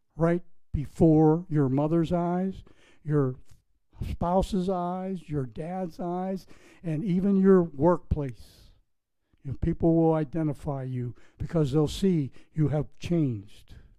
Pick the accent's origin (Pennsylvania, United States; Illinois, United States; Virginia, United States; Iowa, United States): Pennsylvania, United States; Pittsburgh; moved away; I was building a sign business in Pittsburgh, Pennsylvania. When I, when I started painting signs, grocery store banners, when I was like 10 years old